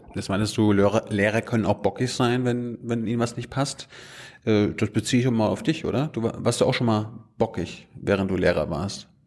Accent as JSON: {"language": "German", "region": "Mecklenburg-Vorpommern", "country": "Germany", "said": "ich komme ja aus MacPom"}